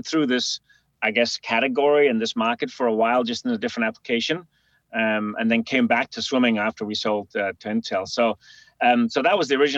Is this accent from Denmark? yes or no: yes; Denmark; a river crossing in my hometown in Denmark